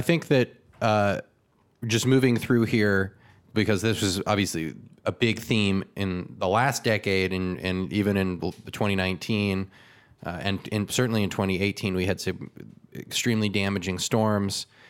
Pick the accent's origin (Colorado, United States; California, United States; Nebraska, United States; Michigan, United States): California, United States; My hometown was surrounded by flames